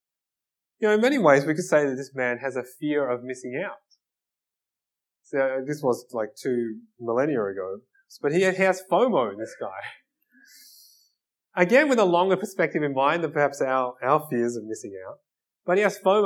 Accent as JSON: {"language": "English", "country": "Australia", "said": "I'm Australian"}